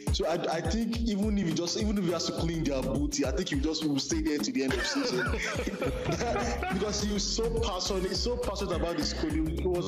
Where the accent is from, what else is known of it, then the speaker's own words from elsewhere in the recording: Nigeria; As a Nigerian fan, I'm really disappointed.